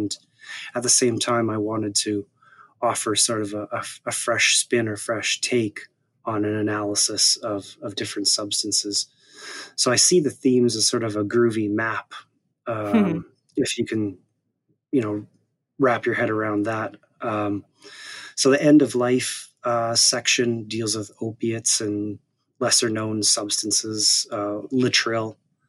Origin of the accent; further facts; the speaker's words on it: Saskatoon, Saskatchewan, Canada; The city's called Saskatoon in the province of Saskatchewan.